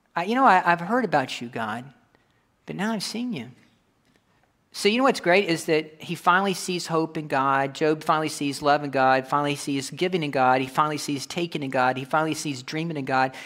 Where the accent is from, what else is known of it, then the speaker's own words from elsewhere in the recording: Kentucky, United States; I'm coming from Kentucky